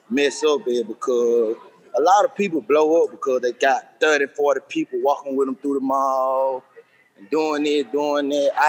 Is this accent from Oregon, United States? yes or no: no; Birmingham, Alabama, United States; uh, I'm from Birmingham. Uh, I'm 30 years old.